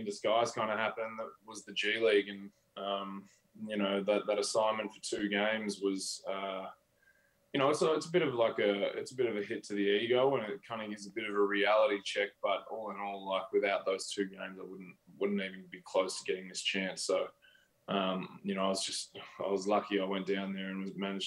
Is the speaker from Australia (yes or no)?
yes; Australia; moved away as an adult; now in United States; being Australian